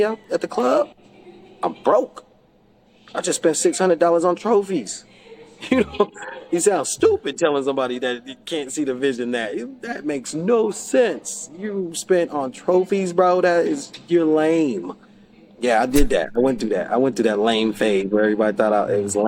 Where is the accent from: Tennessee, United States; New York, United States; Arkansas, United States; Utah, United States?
Utah, United States; Salt Lake City; I'm from Salt Lake City, Utah